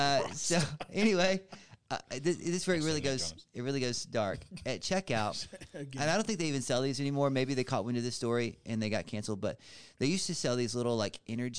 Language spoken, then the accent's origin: English; Atlanta, Georgia, United States; moved away as an adult; also born or lived in Kansas City, Missouri; Kansas City, Missouri, where I was living, and it was me and a buddy. We both, you know, from Atlanta, but we're living in Kansas City